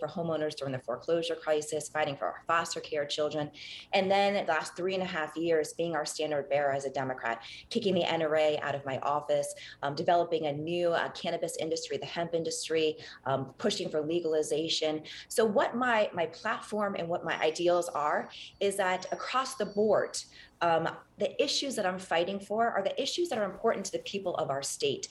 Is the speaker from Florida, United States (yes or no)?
yes; Miami, Florida, United States; I've done my entire life growing up in Miami